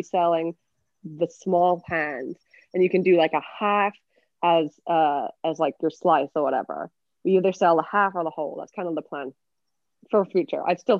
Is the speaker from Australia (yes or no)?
no; England, United Kingdom; accent: English; also born or lived in Canada / Switzerland; now in United States; My accent's from England, and I spent most of my life in the US and Canada, and also did a stint, a 5-year stint in Switzerland, where I went to an English international school. So that accent's a bit all over the place.